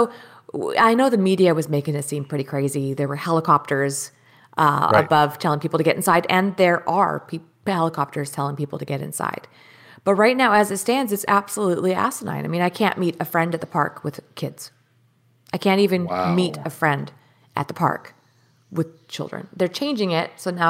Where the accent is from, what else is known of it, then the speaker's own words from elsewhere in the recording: Canada; because I'm not a citizen here, I'm a Canadian citizen